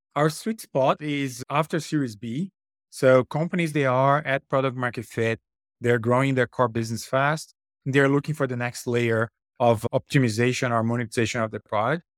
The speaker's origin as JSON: {"language": "English", "country": "Brazil", "moved": "as an adult", "said": "I'm originally from Brazil, I had moved to come into bus-, business school"}